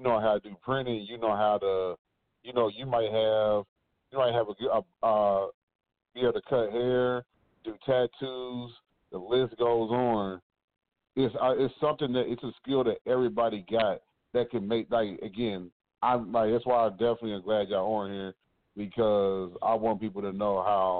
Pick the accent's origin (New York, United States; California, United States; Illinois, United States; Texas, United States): Texas, United States; Fort Worth; We said we was from the South Side.